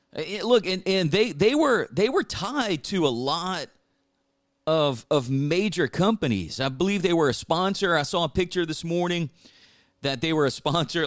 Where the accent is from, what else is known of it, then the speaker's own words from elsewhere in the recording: South Louisiana, United States; growing up in South Louisiana